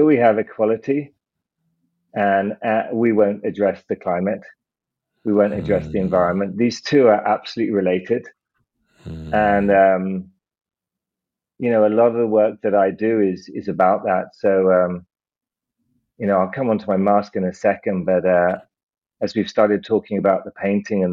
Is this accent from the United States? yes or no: no; United Kingdom; I'm British